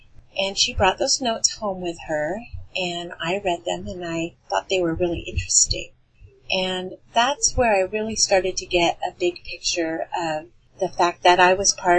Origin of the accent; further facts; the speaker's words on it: Alaska, United States; Well, I grew up in Southeast Alaska, about 3,000 miles away from the rest of my family who were living in Western Michigan.